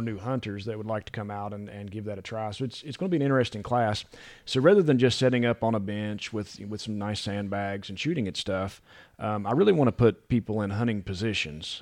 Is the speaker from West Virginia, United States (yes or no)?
yes; West Virginia, United States; also born or lived in Louisiana / Tennessee; now in North Carolina, United States; I'm not from here originally. I grew up in West Virginia